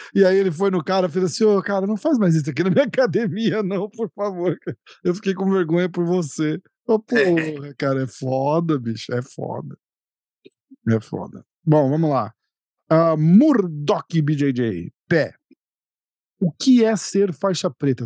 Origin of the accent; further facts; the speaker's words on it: Brazil; moved away; eu moro fora, mas sou brasileiro também